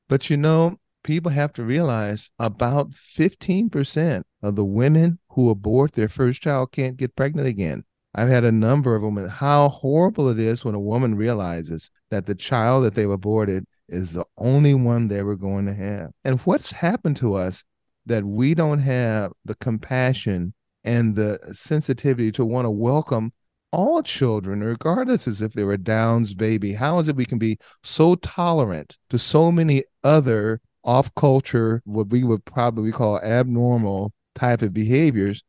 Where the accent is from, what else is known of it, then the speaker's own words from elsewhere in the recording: Southern California, United States; a guy born and raised in Southern California, inner city, lower socioeconomic area